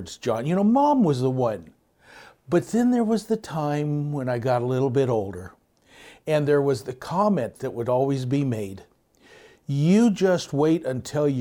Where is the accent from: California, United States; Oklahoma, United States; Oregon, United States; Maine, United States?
California, United States; Southern; I'm from Southern California area.